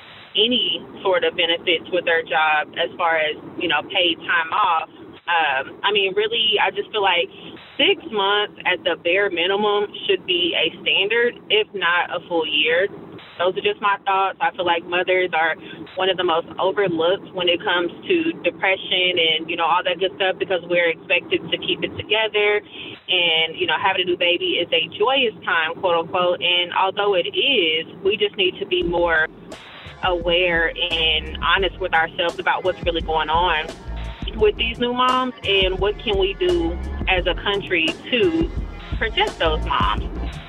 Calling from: Houston, Texas, United States; I'm calling from Houston, Texas.

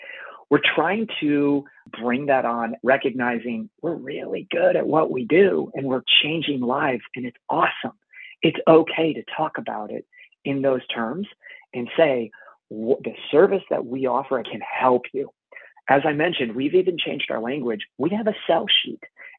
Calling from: Canada; I'm calling in from Canada.

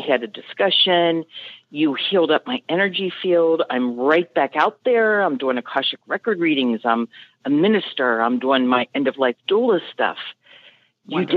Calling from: Mason, Ohio, United States; I'm calling from Mason, Ohio, which is just very north of Cincinnati

